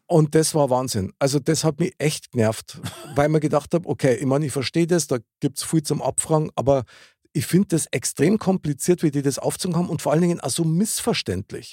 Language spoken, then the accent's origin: German; Upper Bavaria, Germany; als Oberbayer